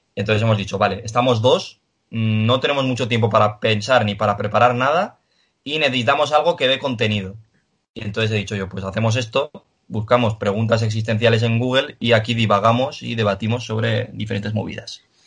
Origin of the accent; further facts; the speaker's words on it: Pamplona, Navarre, Spain; que soy de aquí, de, bueno, yo soy de Iruña